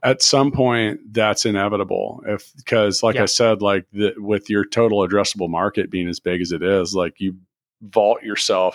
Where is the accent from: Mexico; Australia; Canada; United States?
United States; Kansas City; moved away; also born or lived in Indianapolis; I grew up in Kansas City